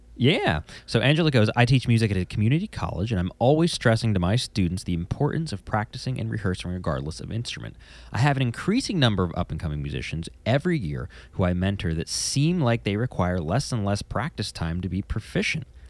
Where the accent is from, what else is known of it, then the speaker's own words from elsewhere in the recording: New Jersey, United States; I'm from New Jersey